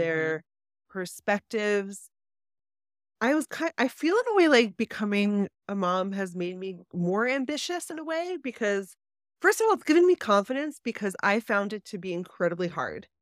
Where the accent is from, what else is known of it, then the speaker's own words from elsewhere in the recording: Baltimore, Maryland, United States; also born or lived in New York City; now in New Jersey, United States; I grew up in Baltimore